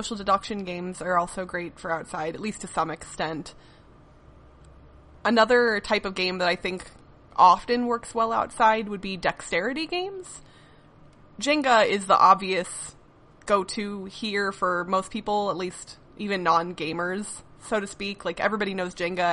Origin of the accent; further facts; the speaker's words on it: Midwest, United States; I grew up in the Midwest